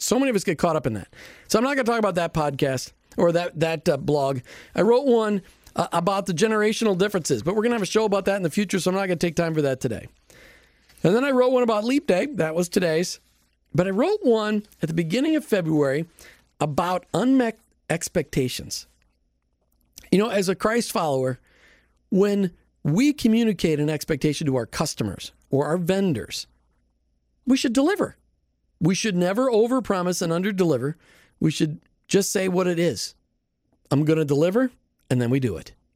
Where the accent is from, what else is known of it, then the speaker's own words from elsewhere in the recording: Minnesota, United States; now in Florida, United States; Growing up in Minnesota